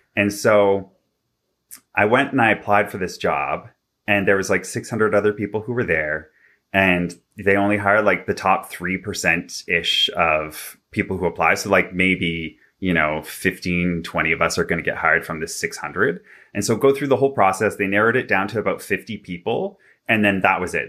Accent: Vancouver, British Columbia, Canada; now in Toronto, Canada; I'm originally from Vancouver, B C. I now live in Toronto.

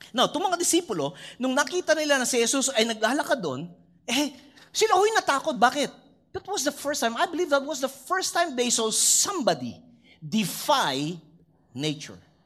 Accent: Philippines; bilang Pinoy

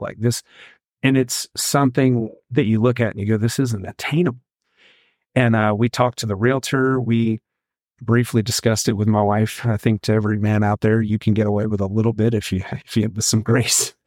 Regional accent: Mississippi Gulf Coast, United States; also born or lived in Central Texas; now in Tye, Texas, United States; I'm from the Mississippi Gulf Coast, and, and that's a pork-heavy state

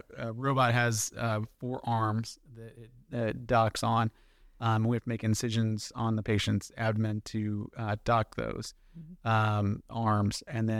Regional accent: Jacksonville, Florida, United States; Yeah, so born and raised in Jacksonville, Florida. I went to undergrad at University of Central Florida in Orlando.

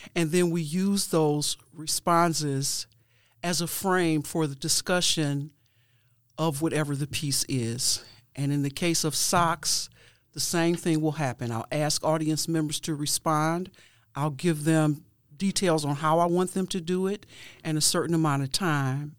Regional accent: Cleveland, Ohio, United States; I was born and raised in Cleveland, Ohio

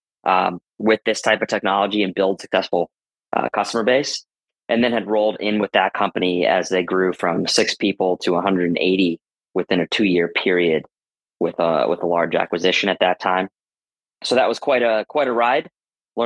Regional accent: Boston, Massachusetts, United States; also born or lived in Madison, Wisconsin; I grew up in the Boston area

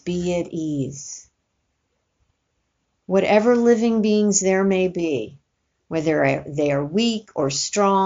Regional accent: New York, United States; I grew up in New York

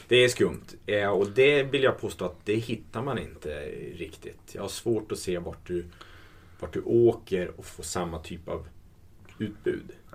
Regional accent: Sweden; som svensk

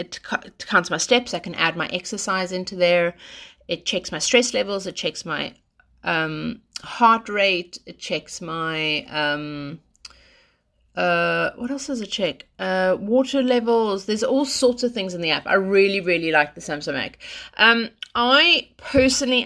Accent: South Africa; I'm South African

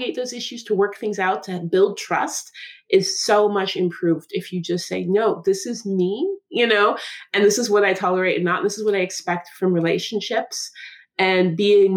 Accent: Seattle, Washington, United States; The way I speak growing up in Seattle with college education

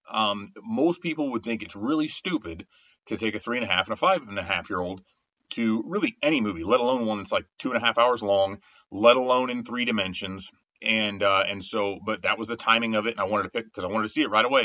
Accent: Winamac, Indiana, United States; also born or lived in North Judson, Indiana; So I was born in Winnemac, Indiana had a Winnemac address for a long time, but we went to school and we're in the school district of North Judson, Indiana

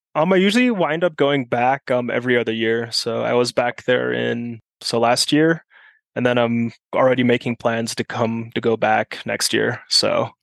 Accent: Germany; first language German; English is a second language; also born or lived in South Carolina, United States; now in Flagstaff, United States; growing up in Germany, we moved to South Carolina for a couple of years

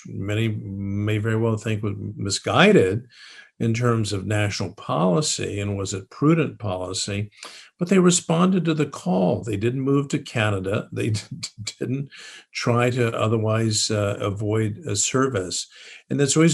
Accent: San Antonio, Texas, United States; a public high school in San Antonio, Texas.

